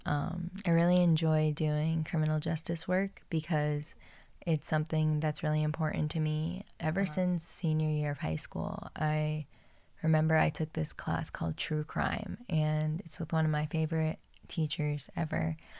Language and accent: English; New Jersey, United States; I grew up in New Jersey